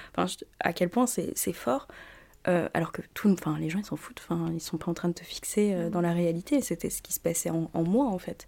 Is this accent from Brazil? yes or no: no; New Caledonia; moved away as an adult; now in France; j'ai grandi euh, en Nouvelle-Calédonie